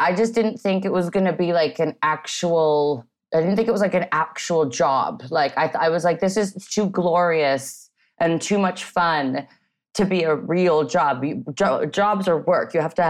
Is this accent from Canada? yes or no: yes; Canada; also born or lived in Vancouver / Montreal / Toronto; Yeah, I grew up in Canada. I hopped across, you know, from Vancouver to Montreal. I was born in Toronto.